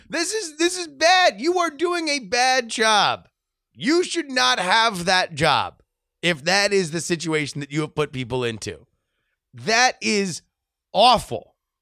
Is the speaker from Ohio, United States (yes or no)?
yes; Ohio, United States; I'm from Ohio, the state of presidents. I grew up on a farm.